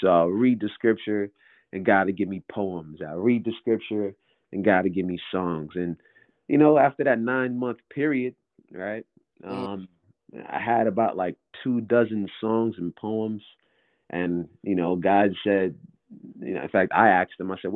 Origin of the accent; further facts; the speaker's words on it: New York City, New York, United States; I'm from New York, basketball town, Brooklyn, New York in particular.